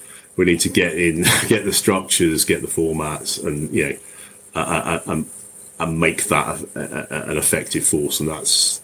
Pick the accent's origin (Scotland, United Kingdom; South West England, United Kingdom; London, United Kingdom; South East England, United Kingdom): South East England, United Kingdom; Crowborough; also born or lived in Tunbridge Wells; my hometown of Crowborough